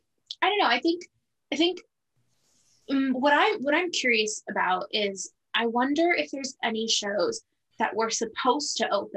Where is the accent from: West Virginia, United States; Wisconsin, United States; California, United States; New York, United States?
California, United States; I'm from California. Being from California is literally just like one of my only personality traits.